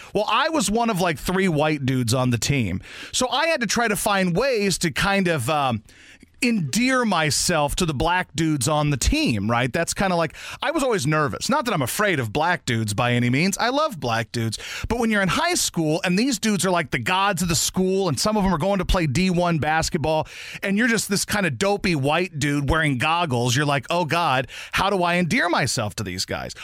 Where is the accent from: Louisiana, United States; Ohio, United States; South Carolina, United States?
Louisiana, United States; moved away as an adult; also born or lived in Poplar Bluff, Missouri; now in St. Louis, United States; I moved there when I was 10 years old and I lived there until I was 23, 24.